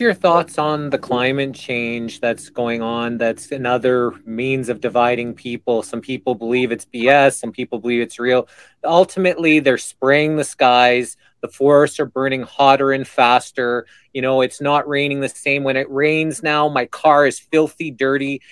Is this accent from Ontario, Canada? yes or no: no; Alberta, Canada; I'm Canadian, with our biggest cities being in my province uh, in Calgary and Edmonton